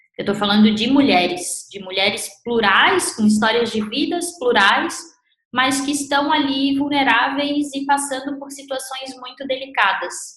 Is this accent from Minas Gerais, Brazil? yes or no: no; Santa Catarina, Brazil; Eu sou de Santa Catarina